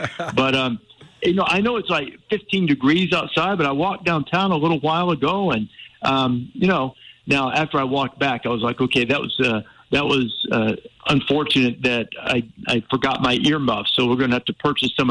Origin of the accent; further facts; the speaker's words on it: Alabama, United States; I grew up in Alabama, and that's part of the fabric of the culture there